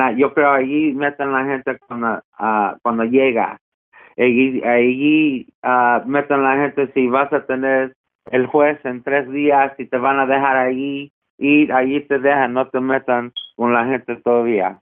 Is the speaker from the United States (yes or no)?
yes; United States; yo soy de Estados Unidos